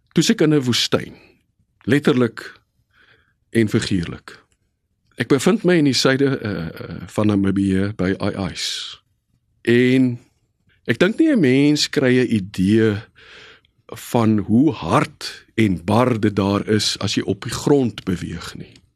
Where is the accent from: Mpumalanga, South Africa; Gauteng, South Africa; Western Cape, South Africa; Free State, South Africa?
Western Cape, South Africa; Bellville; Ek is gebore in 1967 in die Hansa Kliniek net so af van Voortrekkerstraat in Bellville.